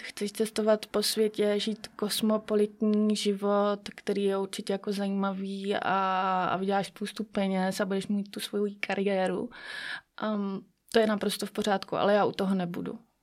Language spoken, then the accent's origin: Czech; Sokolov, Karlovy Vary Region, Czechia; jsem sokolka ze Sokolova